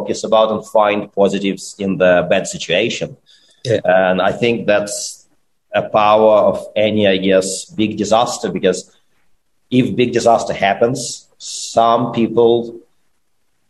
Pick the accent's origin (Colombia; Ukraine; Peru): Ukraine; moved away; I'm from Ukraine